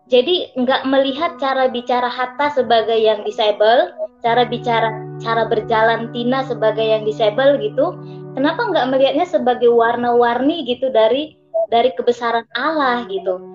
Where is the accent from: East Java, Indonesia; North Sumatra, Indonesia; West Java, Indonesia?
North Sumatra, Indonesia; Medan; now in Jakarta, Indonesia; Salam kenal saya juga asal Medan, sedang merantau di Jakarta.